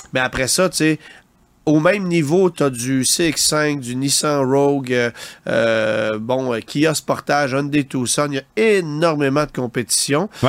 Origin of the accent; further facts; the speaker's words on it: Canada; chez nous au Canada